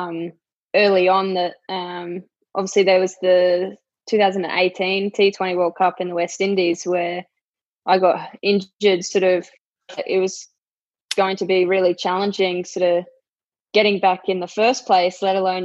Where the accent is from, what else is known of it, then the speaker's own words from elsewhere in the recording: Rockhampton, Queensland, Australia; moved away as an adult; now in Brisbane, Australia; as soon as I finished school, I moved from Rocky down here to Brizzy